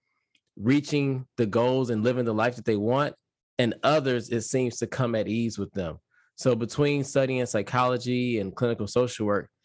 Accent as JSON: {"language": "English", "town": "Detroit", "region": "Michigan", "country": "United States", "said": "I'm originally from Detroit, Michigan"}